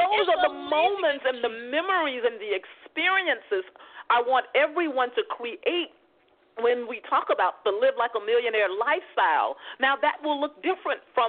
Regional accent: Mississippi, United States; now in Los Angeles, United States; I'm from Mississippi, so what we do is eating and talking

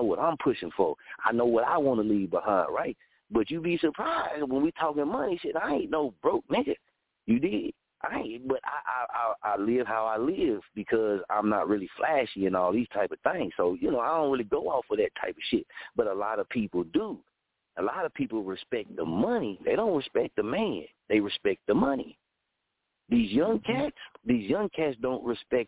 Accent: Muskogee, Oklahoma, United States; moved away as an adult; also born or lived in Wichita, Kansas; my hometown of Muskogee

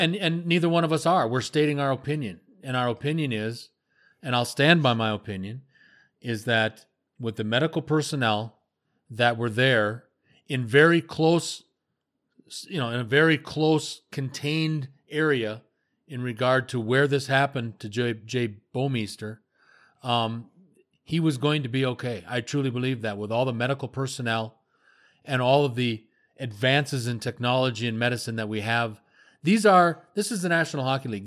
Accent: United States; I'm an American and I was part of the United States Air Force

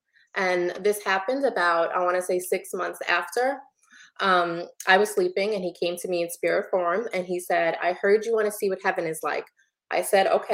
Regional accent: New York City, New York, United States; moved away as an adult; now in New Jersey, United States; I was born and raised in Brooklyn

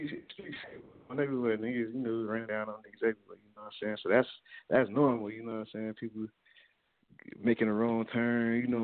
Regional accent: Miami, Florida, United States; I'm from Miami, Florida.

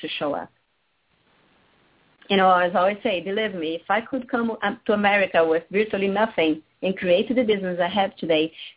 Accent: Rio de Janeiro, Brazil; moved away as an adult; I was born and raised in Rio de Janeiro, Brazil.

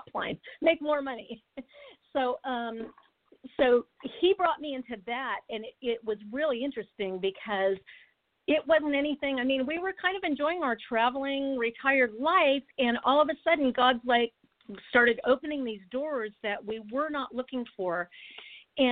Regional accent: United States; as an American

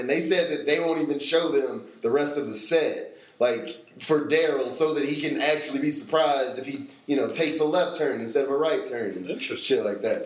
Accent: Tennessee, United States; moved away; I'm from Tennessee originally, and when I go home, like I don't even notice it, but I end up sounding like all of my family does

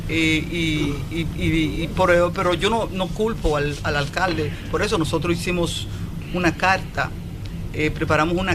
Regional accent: Moca, Espaillat, Dominican Republic; moved away as an adult; now in New York, United States; yo soy una inmigrante, yo llegué aquí de 20 años, señor, yo ya nací en Moca soy una mocana y llegué aquí, yo soy una campesina. De Monte de las Aguas.

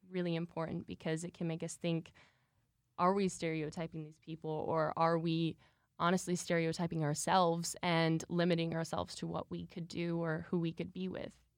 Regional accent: Michigan, United States; I'm originally from Michigan, so Midwest gal at heart. Um, I started dancing originally when I was two years old, and then my mom actually opened a dance studio in Michigan when I was three. And so I grew up there

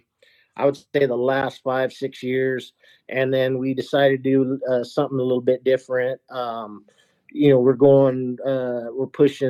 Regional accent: Arizona, United States; also born or lived in West Texas; now in Texas, United States; being a native of Arizona

